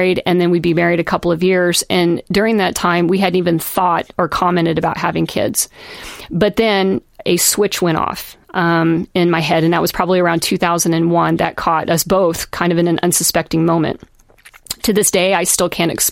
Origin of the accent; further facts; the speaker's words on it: Kansas, United States; moved away as an adult; also born or lived in Seattle; I come from Kansas and chose Seattle